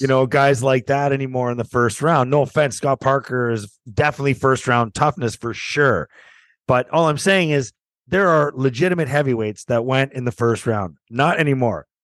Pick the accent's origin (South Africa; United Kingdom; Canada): Canada; being Canadian